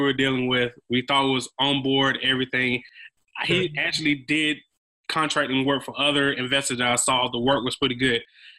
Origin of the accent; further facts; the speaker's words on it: Macon, Georgia, United States; also born or lived in Athens, Georgia / Atlanta, Georgia; I was born and raised in Macon, Georgia, which is probably about an hour and a half outside of Atlanta.